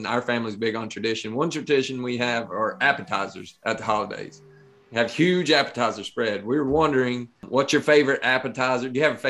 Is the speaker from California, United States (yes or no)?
no; Bell County, Eastern Kentucky, United States; Neil and I are from Bell County, which is right next to Harlan County, right in the heart of Eastern Kentucky.